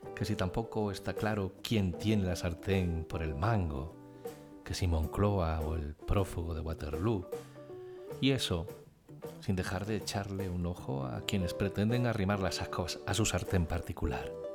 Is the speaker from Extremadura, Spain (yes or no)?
no; Sierra Mágina, Andalusia, Spain; moved away; mi último viaje a mi tierra, a Sierra Mágina